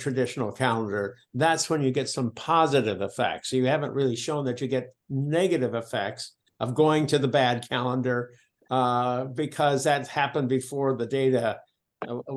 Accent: rural Minnesota, United States; moved away; I'm coming from Minnesota, rural Minnesota

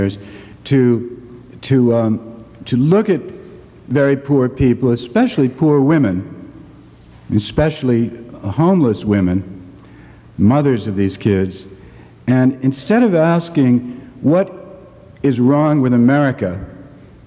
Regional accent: Boston, Massachusetts, United States; the segregated schools of Boston, my hometown

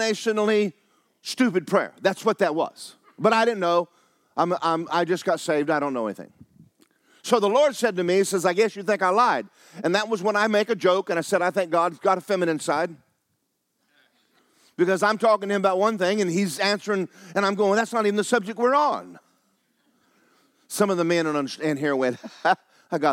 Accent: Georgia, United States; I was raised in Georgia

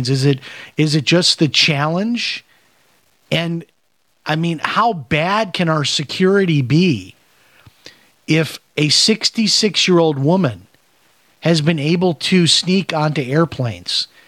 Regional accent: Chicago, Illinois, United States; I grew up in the Chicago area

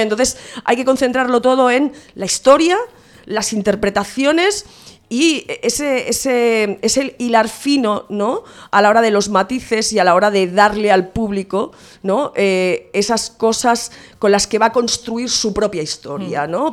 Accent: Santa Coloma de Gramenet, Catalonia, Spain

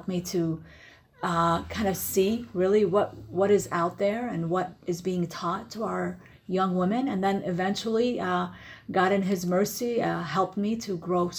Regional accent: California, United States; also born or lived in Iraq; Originally, I'm from Iraq, born and raised in Iraq. But when I came to America, I was around 9 years old and lived in California.

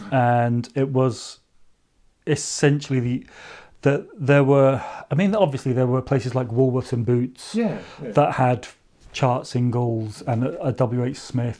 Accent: Maidenhead, South East England, United Kingdom; also born or lived in Burnham; I grew up in a fairly unremarkable suburban dormitory town called Maidenhead in Berkshire. To put it into context, Maidenhead has a population of roughly 50 to 60,000 people when we were kids there. So it's about the same size as Perth or Inverness.

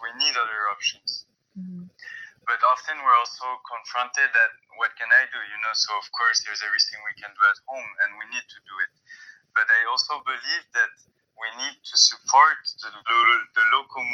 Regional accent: France; moved away; I'm French, I come from Europe

